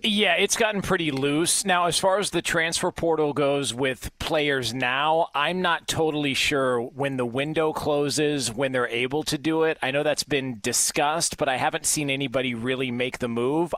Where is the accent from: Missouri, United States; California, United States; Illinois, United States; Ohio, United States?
California, United States; Southern; I grew up in Southern California.